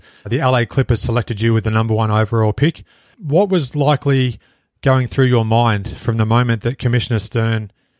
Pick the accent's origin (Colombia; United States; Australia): Australia; my home country of Australia